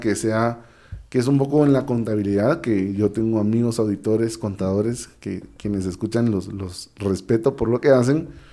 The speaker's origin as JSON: {"language": "Spanish", "country": "Guatemala", "tie": "born or raised there", "said": "yo estudié becado en diversificado, yo estudié becado en el Colegio Americano de Guatemala"}